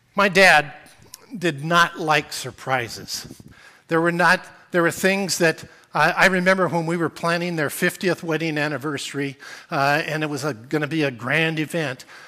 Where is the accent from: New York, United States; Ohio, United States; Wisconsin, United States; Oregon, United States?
Oregon, United States; Portland; also born or lived in Whiskey Hill, Oregon / Alaska; I grew up in Portland